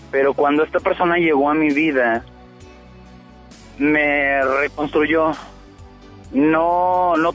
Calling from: El Carmen, Nuevo León, Mexico; Vengo del Carmen y voy rumbo al centro de Monterrey.

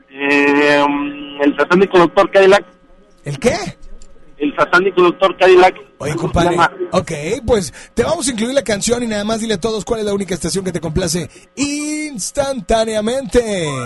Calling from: San Nicolás, Nuevo León, Mexico; Ahorita ando aquí en San Nicolás.

